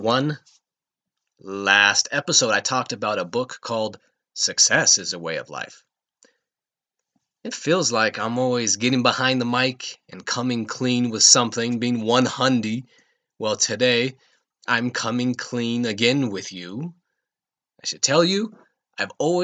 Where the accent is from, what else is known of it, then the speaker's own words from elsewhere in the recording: Rocky Mountains, United States; moved away as an adult; also born or lived in Redondo Beach, Los Angeles; I grew up in the Rocky Mountains. I spent most of my life in the mountains.